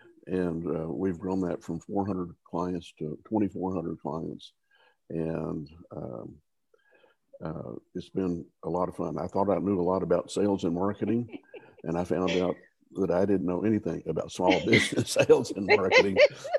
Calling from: Houston, Texas, United States; I'm calling in from Houston, Texas.

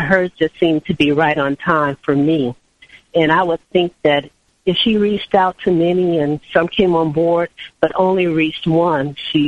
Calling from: Miami, Florida, United States; I'm calling from Miami, Florida.

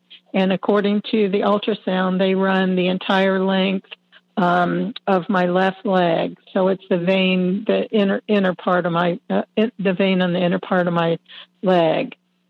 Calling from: Melbourne, Florida, United States; I'm calling from Florida. Melbourne, Florida.

